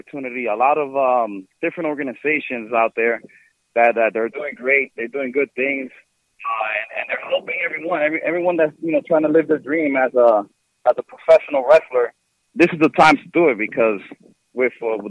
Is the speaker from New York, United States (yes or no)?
yes; New York City, New York, United States; my hometown of New York City, in Washington Heights.